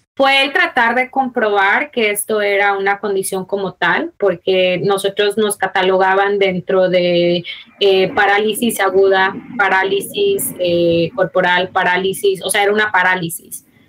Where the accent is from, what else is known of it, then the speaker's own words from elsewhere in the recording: Mexico; moved away; also born or lived in United States; yo soy mexicana. Nací en eh, Estado, pero me crié en México.